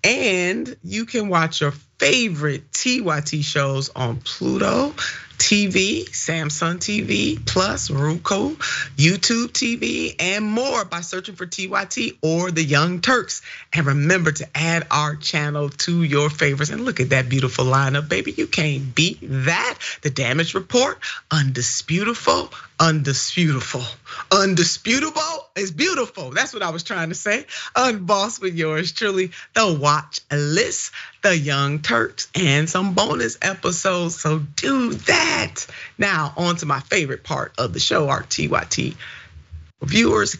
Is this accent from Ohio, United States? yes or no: yes; Ohio, United States; my home state, the great state of Ohio